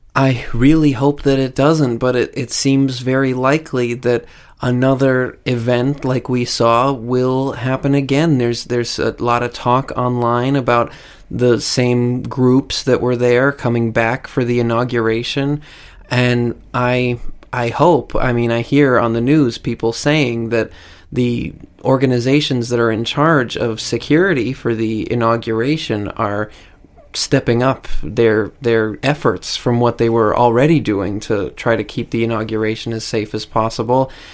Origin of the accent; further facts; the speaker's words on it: United States; as an American I've lived through in my entire life